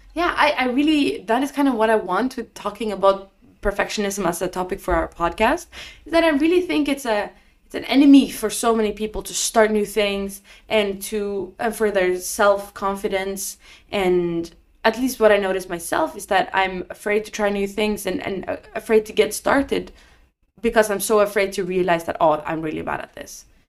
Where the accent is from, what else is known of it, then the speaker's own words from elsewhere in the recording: Norway; I was just in my hometown in Norway.